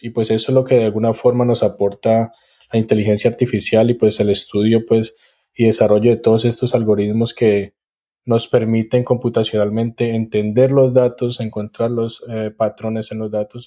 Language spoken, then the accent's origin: Spanish; Cali, Valle del Cauca, Colombia; now in College Station, United States; soy caleño